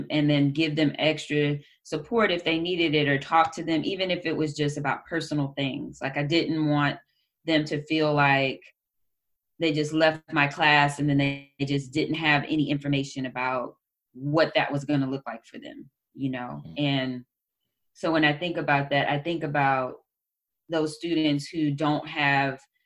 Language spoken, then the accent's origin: English; Oakland, California, United States; growing up in Oakland